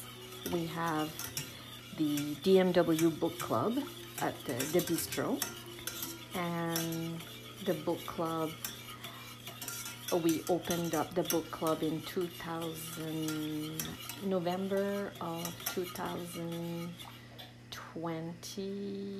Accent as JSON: {"language": "English", "region": "the Maritimes", "country": "Canada", "lives_now": "Charlo, Canada", "said": "I'm originally from the Maritimes, and right now I live in Charlotte"}